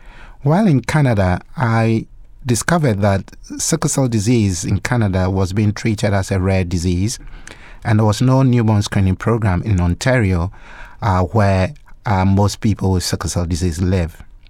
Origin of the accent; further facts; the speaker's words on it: Ghana; Well, as you know, I was born and raised in Ghana. I did my medical training in Ghana and qualified as a medical doctor.